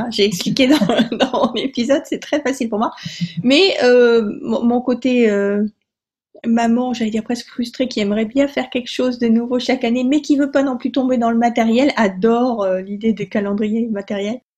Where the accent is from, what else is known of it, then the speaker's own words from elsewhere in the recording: Provence-Alpes-Côte d'Azur, France; je suis originaire de Provence